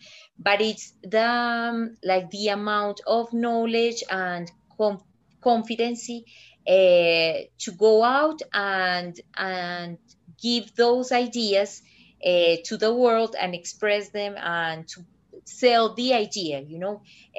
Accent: Medellin, Antioquia, Colombia; moved away as an adult; also born or lived in Brazil; I'm from Colombia. I'm from Medellin, but I've lived in Brazil for 10 years. Then last year I went back to Colombia

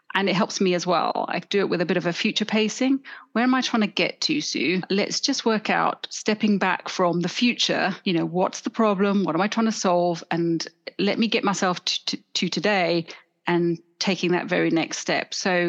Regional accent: Johannesburg, Gauteng, South Africa; accent: South African; now in London, United Kingdom; I grew up in South Africa. You may detect a little accent every now and then coming in, but I think I've spent more years living in London now than I ever did in Johannesburg.

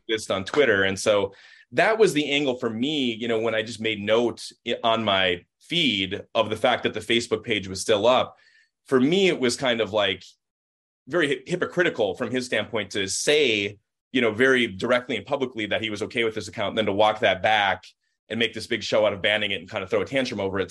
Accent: Minnesota, United States; being a Minnesotan

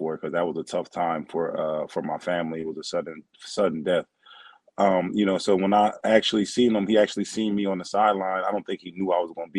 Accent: Philadelphia, Pennsylvania, United States; also born or lived in New Jersey; I grew up, and I'm from New Jersey, but I grew up in the Philadelphia area

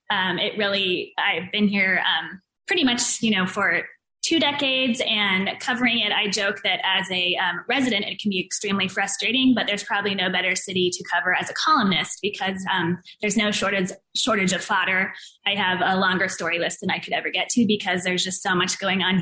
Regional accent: Davis, California, United States; also born or lived in Washington, D.C. / New York; now in San Francisco, United States; I grew up in Davis, so not too far outside the Bay Area, and native Northern Californian. I've been here pretty much my whole life with short stints in Washington, D.C. and New York. But vast majority of the time it's been here, and I've been in San Francisco for 22 years.

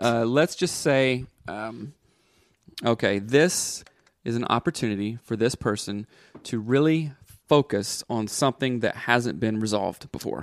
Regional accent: the South, United States; I grew up in the South and grew up in church

